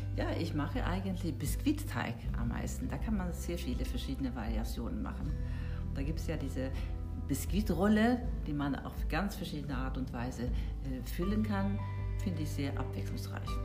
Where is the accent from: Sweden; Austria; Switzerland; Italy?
Sweden; now in Germany; ich komme ja aus Schweden, von Anfang